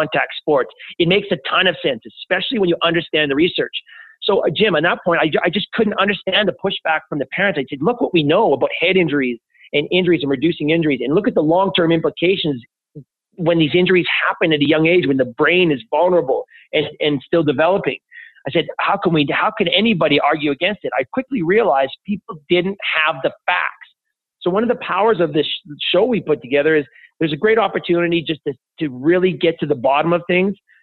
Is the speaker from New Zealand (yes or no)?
no; Edmonton, Alberta, Canada; also born or lived in Toronto; my hometown of Edmonton